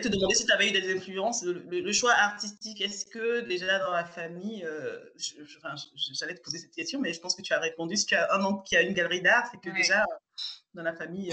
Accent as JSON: {"language": "French", "country": "Burkina Faso", "tie": "born or raised there", "moved": "as an adult", "lives_now": "France", "said": "je suis du Burkina Faso"}